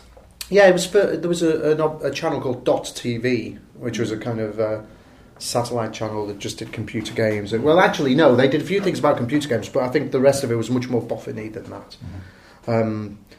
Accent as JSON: {"language": "English", "town": "Salford", "region": "North West England", "country": "United Kingdom", "said": "I'm from Salford."}